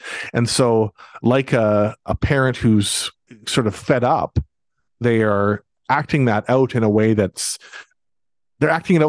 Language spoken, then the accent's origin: English; Abbotsford, British Columbia, Canada; I think about Abbotsford, because that's my hometown